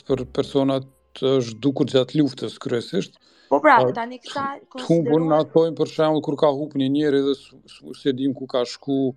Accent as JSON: {"language": "Albanian", "country": "Kosovo", "moved": "yes", "lives_now": "United Kingdom", "said": "e kemi gjetë në si Kosovar kur kemi emigruar"}